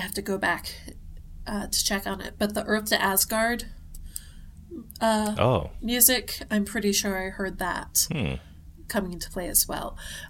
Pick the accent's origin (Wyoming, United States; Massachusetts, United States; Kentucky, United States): Massachusetts, United States; Boston; now in New Hampshire, United States; I'm from Boston.